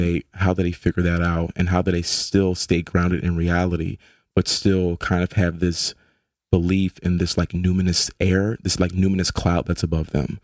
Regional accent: Philadelphia, Pennsylvania, United States; moved away as an adult; now in New Haven, United States; I grew up in South Philly off of twenty-third and Federal.

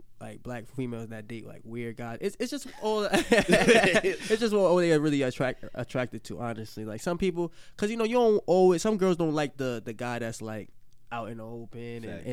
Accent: New York City, New York, United States; I'm from the Bronx. I'm from 164 Sherman Avenue.

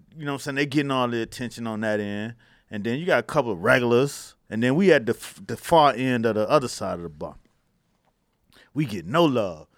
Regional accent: Miami, Florida, United States; I grew up in Miami and college football was our shit

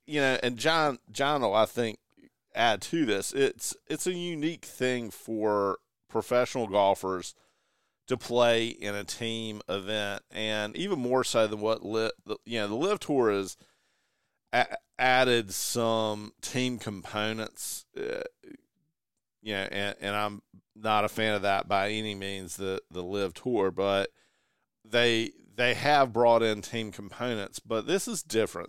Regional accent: the South, United States; He's as Southern as we are

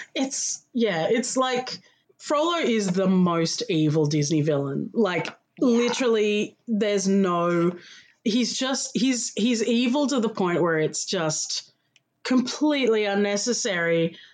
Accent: Australia; also born or lived in Melbourne, Australia; I am Australian. I live in Melbourne, in Australia

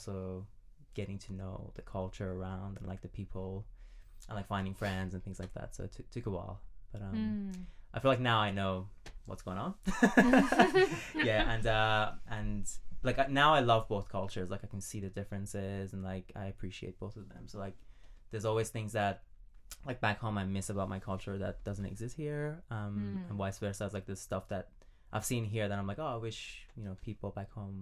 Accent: Iran; English is a second language; moved away as an adult; now in Australia; I'm originally from Iran, and I've been here for almost a decade

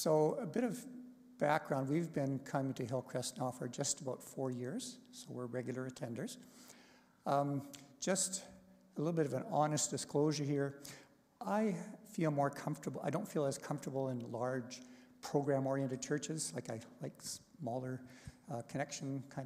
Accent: Canada; moved away as an adult; also born or lived in Taiwan; we had to come back home to Canada

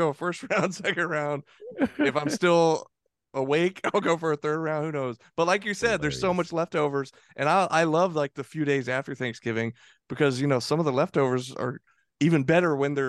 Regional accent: Tucker, Georgia, United States; So I grew up in Tucker, and anybody from around Georgia, around the Atlanta area, is probably familiar with where Tucker is. It's like Atlanta, and then Decatur, and then Tucker. a little more east.

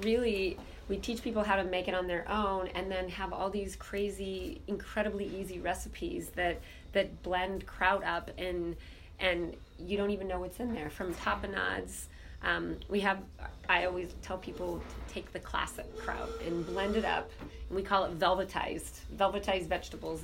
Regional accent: Southeast Alaska, United States; I grew up in Southeast Alaska

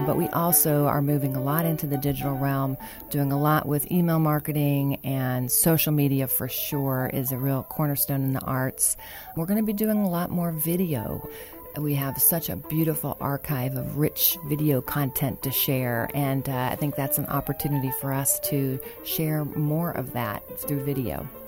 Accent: Dayton, Ohio, United States; moved away as an adult; also born or lived in Charleston; I'm originally from Dayton, so I'm a Dayton native

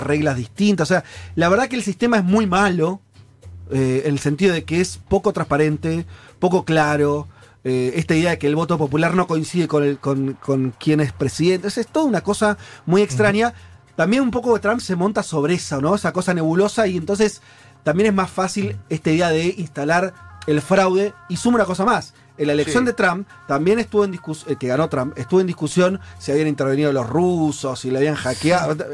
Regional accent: Argentina

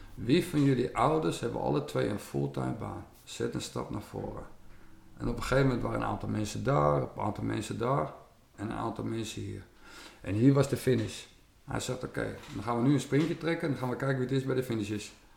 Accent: West Friesland, North Holland, Netherlands; Ik kom uit Noord-Holland, West-Friesland

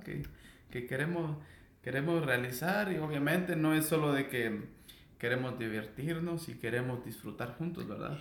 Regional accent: Guatemala; moved away; soy guatemalteco.

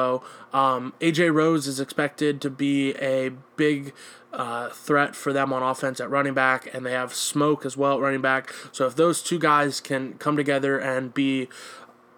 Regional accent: Kentucky, United States; my hometown wrap-up. U of L

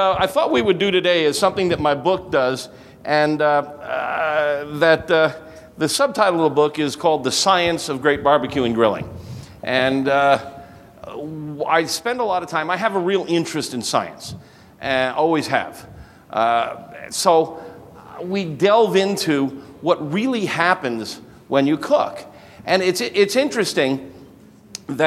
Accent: Chicago area, Illinois, United States; now in Brookfield, United States; It's my hometown

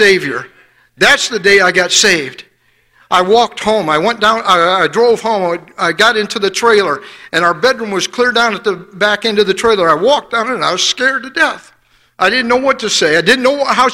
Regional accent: Fort Wayne, Indiana, United States; I grew up in Fort Wayne, Indiana

